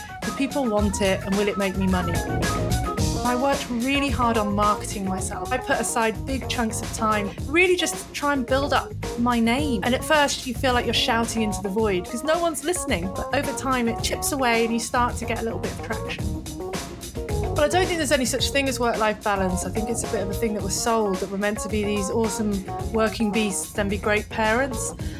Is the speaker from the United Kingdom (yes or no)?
yes; Manchester, North West England, United Kingdom; moved away as an adult; now in Australia; But yeah, I'm originally from Manchester, and I say Henley because it sounds posh, but really it was near Reading.